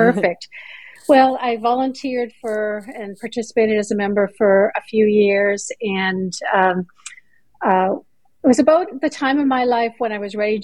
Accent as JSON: {"language": "English", "country": "Canada", "tie": "born or raised there", "moved": "as an adult", "lives_now": "Greenville, United States", "said": "I'm originally from Canada. I lived there, born and raised there"}